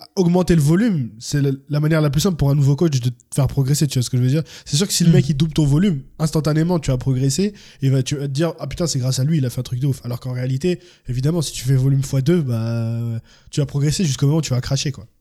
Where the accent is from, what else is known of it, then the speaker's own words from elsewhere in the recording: France; also born or lived in Cameroon; moi je suis français-camerounais